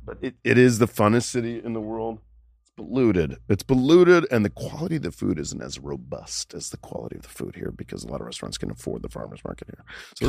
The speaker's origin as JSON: {"language": "English", "town": "Boca Raton", "region": "Florida", "country": "United States", "tie": "born or raised there", "also_born_or_lived": "New York / Los Angeles", "moved": "yes", "said": "I grew up in Florida, in Boca Raton, Florida."}